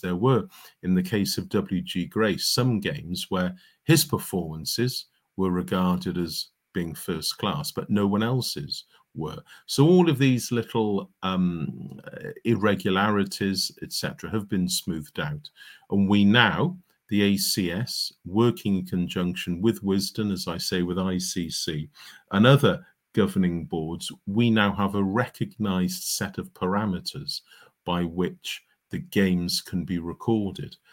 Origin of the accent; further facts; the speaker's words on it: Cardiff, Wales, United Kingdom; growing up in Cardiff in the, uh, late nineteen sixties, early nineteen seventies